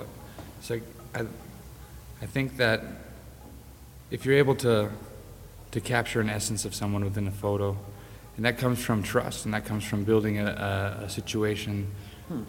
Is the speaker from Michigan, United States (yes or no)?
yes; Grand Rapids, Michigan, United States; we're both from Michigan, the same town, Grand Rapids.